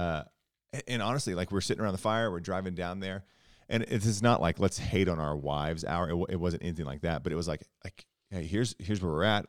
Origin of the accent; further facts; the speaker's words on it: South Central Oklahoma, United States; I grew up in a small town in Oklahoma, South Central Oklahoma